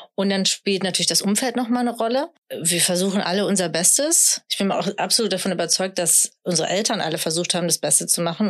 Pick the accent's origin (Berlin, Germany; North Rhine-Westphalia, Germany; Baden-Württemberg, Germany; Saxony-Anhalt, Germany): North Rhine-Westphalia, Germany; Sauerland; ich komme aus dem Sauerland, also ich bin schon sehr deutsch, äh, katholisch sozialisiert